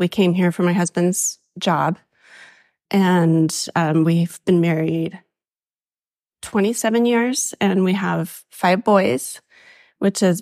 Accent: Davis County, Utah, United States; moved away as an adult; also born or lived in Florida / East Texas / North Carolina; I was born and raised in Davis County, Utah

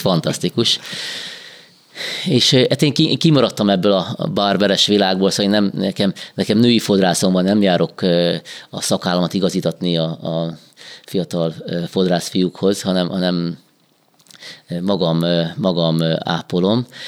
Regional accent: Ladány, Hungary; moved away as an adult; now in Békéscsaba, Hungary; én ladányban felnőttem, mint az apám fiaként

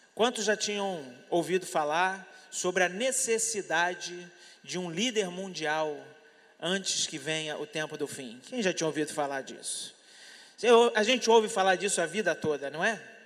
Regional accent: Brazil; eu sou brasileiro, eu estou aqui

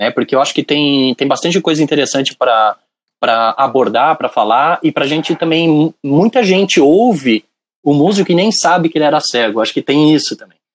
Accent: São Paulo, Brazil; now in Rio Grande do Sul, Brazil; Mas eu sou paulistano, da Gema, da, da, da Vila Mariana, né? Então. É, mas eu tô muitos anos aqui no Rio Grande do Sul.

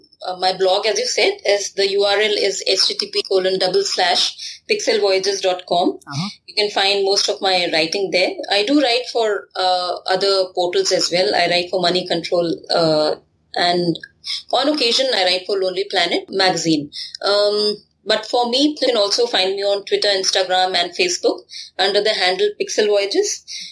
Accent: Kanpur, Uttar Pradesh, India; I come from Kanpur, and there, you know, sleeping on the terrace was one of the things that we used to do as children.

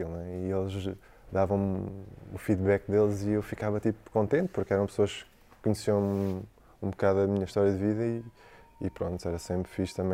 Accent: Algarve, Portugal; moved away; Eu saí do Algarve cedo. Eu saí do Algarve, deixei a minha mãe cedo.

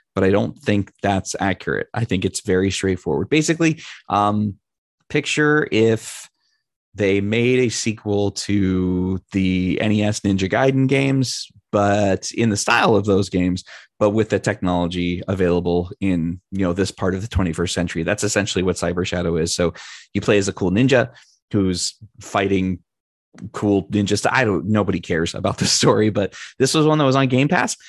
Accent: California, United States; one of my great friends, Chris, who I grew up with in California

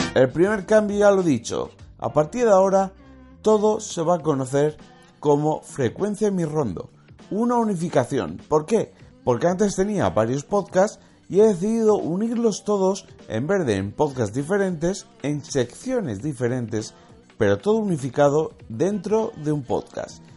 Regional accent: Valencian Community, Spain; como soy valenciano, simpatizo con el Valencia

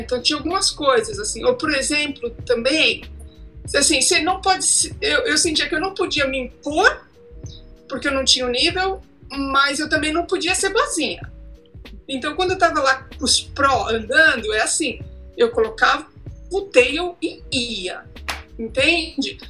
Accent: São Bernardo do Campo, São Paulo, Brazil; sou de São Bernardo do Campo, São Paulo

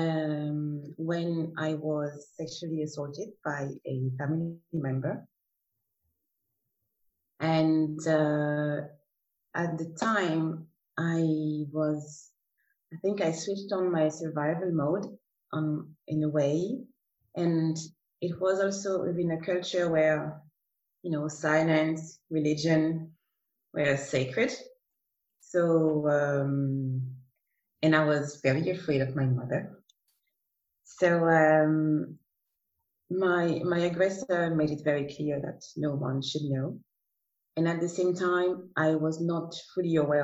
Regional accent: Martinique; now in Zurich, Switzerland; I come from Martinique, and currently live in Zurich, in Switzerland

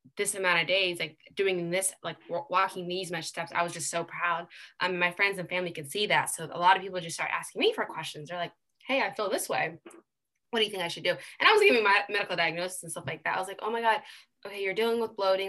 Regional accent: United States; being born and raised here

